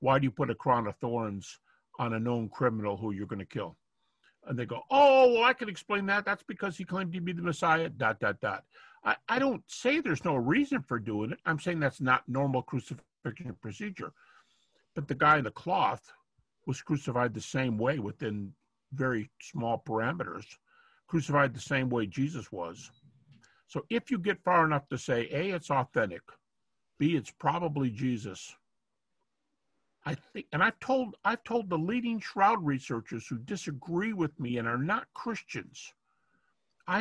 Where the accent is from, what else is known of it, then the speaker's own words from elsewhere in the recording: Detroit, Michigan, United States; moved away as an adult; now in Lynchburg, United States; I'm from Detroit all my life, but, well, not all my life. I started my early life there for whatever, 20-something years